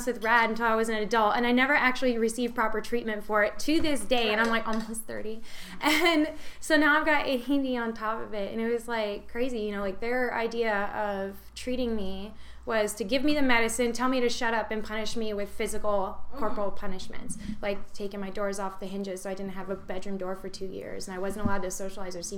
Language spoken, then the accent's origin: English; the South, United States; I grew up in the South and I went to finishing school